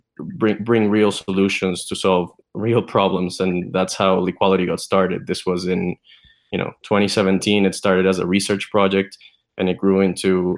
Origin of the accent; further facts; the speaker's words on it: Venezuela; moved away; I'm originally from Venezuela